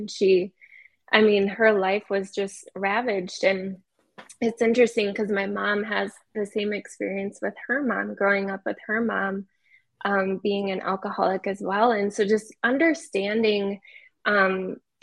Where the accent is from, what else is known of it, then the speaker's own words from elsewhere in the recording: Wisconsin area, Minnesota, United States; moved away as an adult; now in Salt Lake City, United States; I came from Minnesota, Wisconsin area. Actually just moved to Salt Lake about a year ago, so we've already decided we're not going back to Minnesota